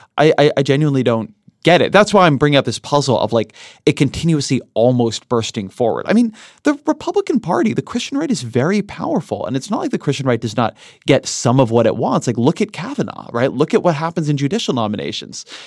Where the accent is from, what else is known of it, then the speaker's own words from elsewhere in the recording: Southern California, United States; grew up in Southern California in, in the era when LA was really polluted